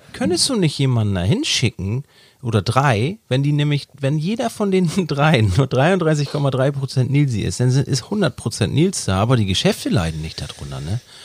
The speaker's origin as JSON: {"language": "German", "region": "Hamburg", "country": "Germany", "said": "ich bin ja auch ein Hamburger Jung."}